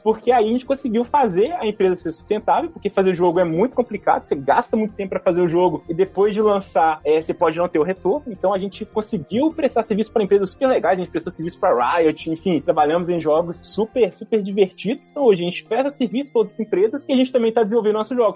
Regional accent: Belo Horizonte, Minas Gerais, Brazil; aqui em Belo Horizonte, sou de BH

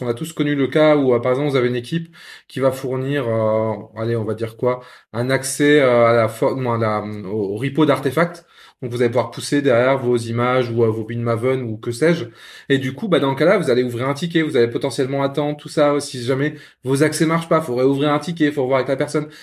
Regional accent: Lorraine, Grand Est, France; Je suis Lorrain, mais oui, pas de Metz

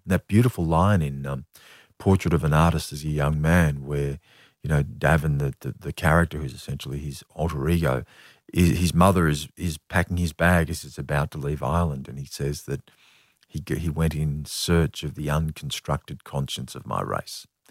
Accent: Australia; what it was to be an Australian

